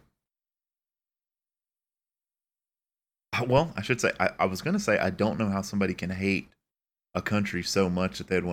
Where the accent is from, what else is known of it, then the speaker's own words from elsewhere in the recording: United States; we're so American